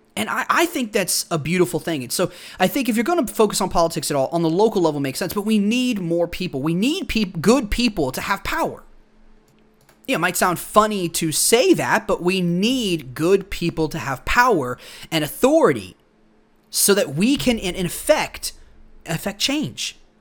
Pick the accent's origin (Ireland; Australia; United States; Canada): United States; I'm an American